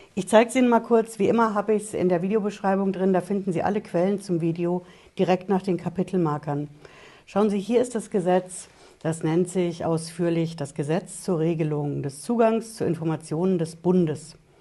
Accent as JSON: {"language": "German", "country": "Germany", "said": "bei uns in Deutschland"}